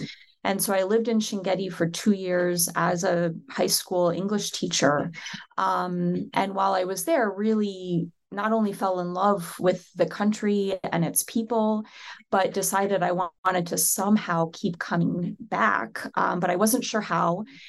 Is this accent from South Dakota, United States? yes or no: yes; South Dakota, United States; And I grew up in the United States in South Dakota, which is a state not very many people know about.